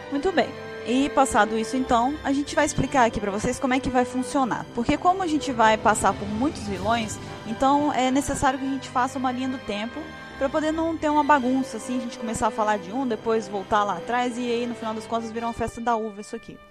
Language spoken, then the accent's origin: Portuguese; Espírito Santo, Brazil; eu sou do Espírito Santo, sou capixaba